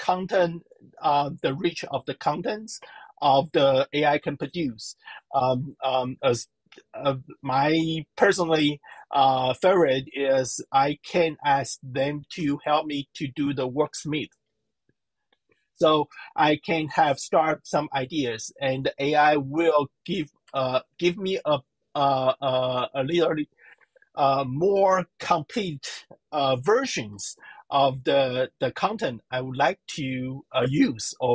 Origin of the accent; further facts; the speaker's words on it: Taiwan; I'm from Taiwan, I'm a Chinese.